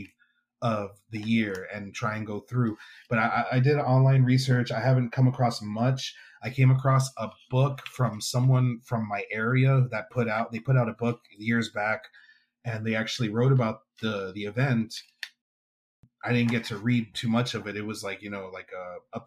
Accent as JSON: {"language": "English", "town": "Weslaco", "region": "Texas", "country": "United States", "tie": "born or raised there", "said": "my hometown of Weslaco, Texas"}